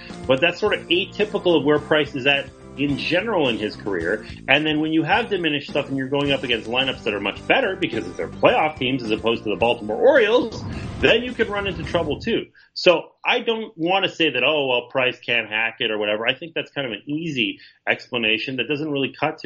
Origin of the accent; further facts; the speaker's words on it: Montreal, Quebec, Canada; I grew up in Montreal